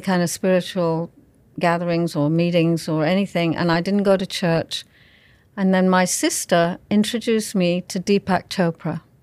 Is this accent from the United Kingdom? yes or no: yes; England, United Kingdom; I was raised in England